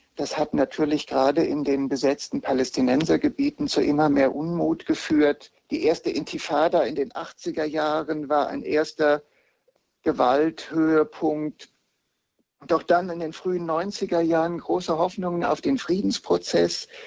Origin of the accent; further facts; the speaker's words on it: Heidelberg, Baden-Württemberg, Germany; in Heidelberg, wo ich herkomme, am altsprachlichen Gymnasium